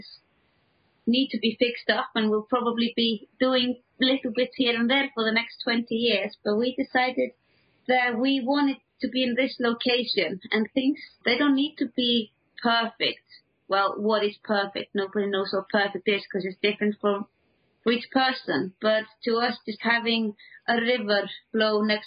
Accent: Iceland; moved away; also born or lived in England; when I moved back to the Icelandic countryside

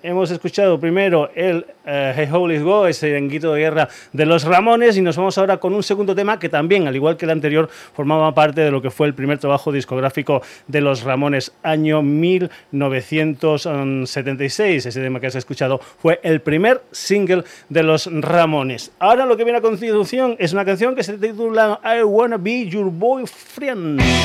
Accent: Spain; somos más españoles que la tortilla de patatas

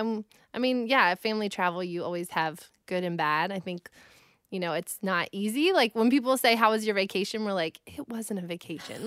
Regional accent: United States; I grew up in Amish country, so I kind of took my last name and ran with it

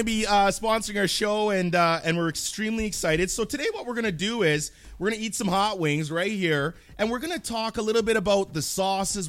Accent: Canada; I'm Canadian

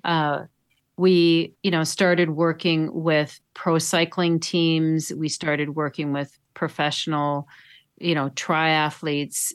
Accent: Duluth, Minnesota, United States; I grew up in Duluth

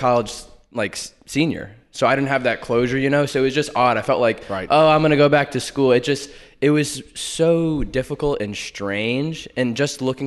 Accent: North Carolina, United States; moved away as an adult; also born or lived in New York; I've lived in North Carolina my whole life

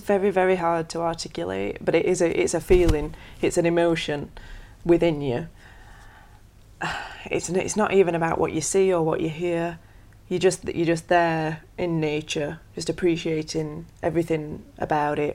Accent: Sheffield, Yorkshire and the Humber, United Kingdom; I'm from Sheffield

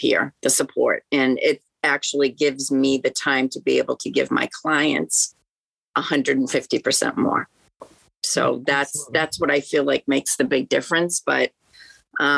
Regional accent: Worcester, Massachusetts, United States; I'm from Worcester.

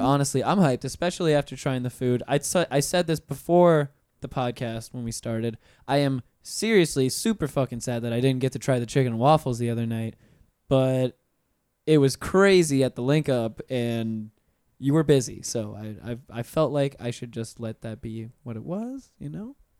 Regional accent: Pensacola, Florida, United States; moved away as an adult; now in Orlando, United States; I've been here for nine years now 'cause I'm originally from Pensacola

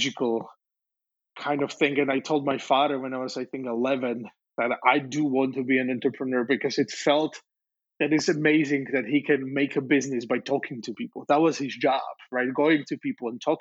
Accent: Slovakia; moved away; I was born in Czechoslovakia, which was a communist friend's country

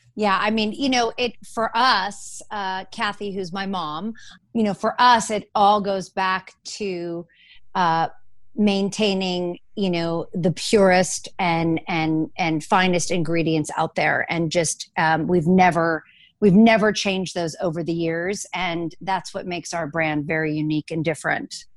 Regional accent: Los Angeles, California, United States; also born or lived in New York; I grew up in Los Angeles

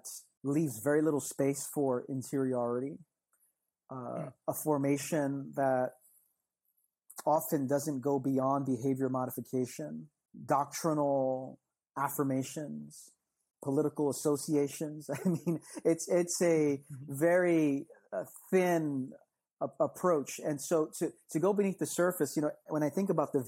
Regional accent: New York, United States; I'm from New York. I'm in the city that never sleeps.

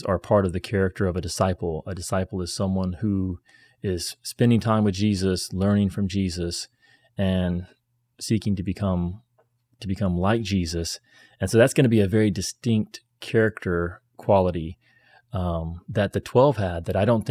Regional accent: United States; I'm American

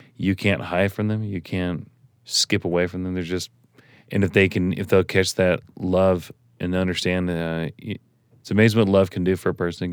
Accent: Tennessee, United States; now in Suncrest, United States; I grew up in Tennessee

